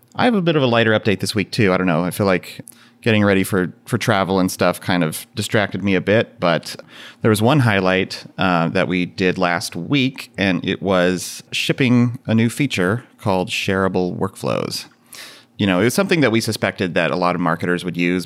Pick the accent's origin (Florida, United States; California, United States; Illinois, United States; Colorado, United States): California, United States; Central Valley of; now in Minneapolis, United States; I grew up in the Central Valley of California